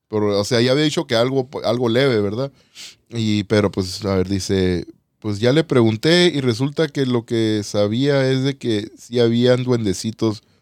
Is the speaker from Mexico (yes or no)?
yes; San Luis Potosí, Mexico; dos o tres historias sí tengo, soy de aquí de San Luis.